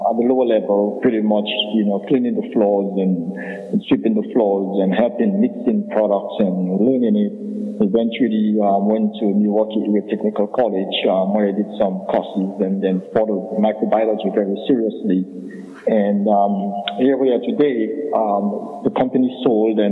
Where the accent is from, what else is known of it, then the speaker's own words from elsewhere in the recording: Scotts Head, Dominica; originally from the southern tip of Dominica, historic community of Scott Fed, and grew up as a little boy, young boy in Dominica